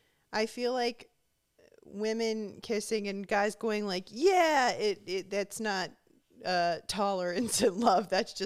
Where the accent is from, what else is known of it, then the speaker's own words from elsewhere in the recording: Huntington Beach, California, United States; moved away; I'm from Huntington Beach. I didn't even know the reputation that it had until I moved out of there.